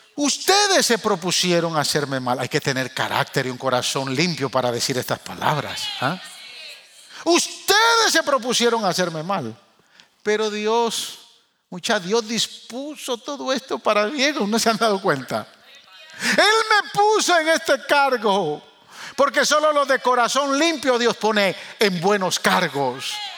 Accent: Guatemala; moved away; also born or lived in New York; los que somos chapines y amamos nuestra tierra

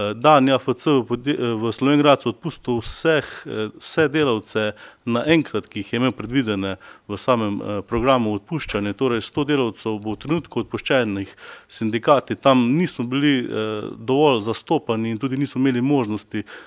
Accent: Slovenia; Jaz sam prihajam iz Slovenjaca

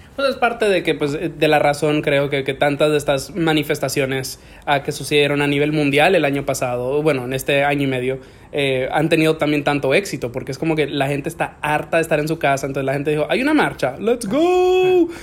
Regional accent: Santiago de los Caballeros, Santiago, Dominican Republic; moved away; yo me crié en Dominicana y cuando en Santiago

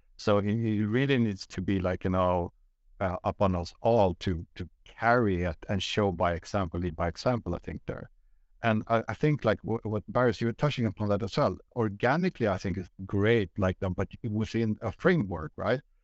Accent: Sweden; born and raised in Sweden by two Greek parents

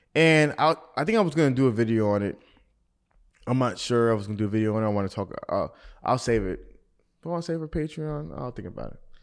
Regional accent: Atlanta, Georgia, United States; being from Atlanta

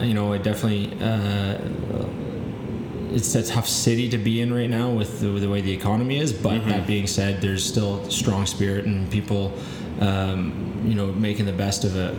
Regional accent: Burlington, Ontario, Canada; In Burlington, so about

